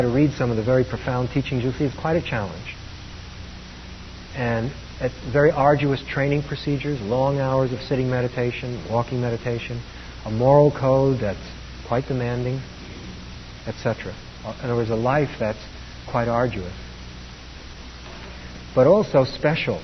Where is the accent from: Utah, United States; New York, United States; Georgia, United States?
New York, United States; New York City; I grew up in Brooklyn, New York.